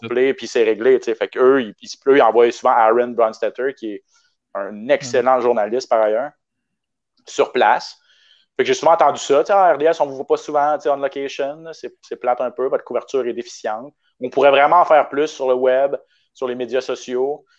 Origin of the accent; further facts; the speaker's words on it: Canada; l'anglais, c'est pas vraiment ma, langue, ma première langue